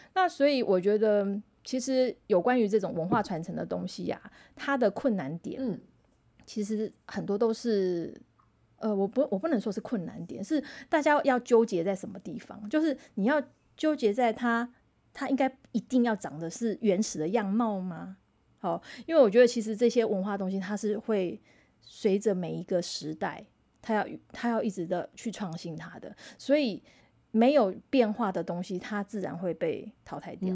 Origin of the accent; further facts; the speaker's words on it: Taiwan; first language Taiwanese Hokkien; Chinese is a second language; 我小时候是讲台语的